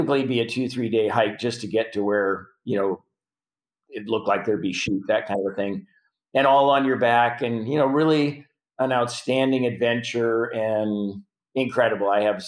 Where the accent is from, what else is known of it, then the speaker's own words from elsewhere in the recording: Prince Albert, Saskatchewan, Canada; now in United States; I'm from Prince Albert, mm-hmm. Saskatchewan.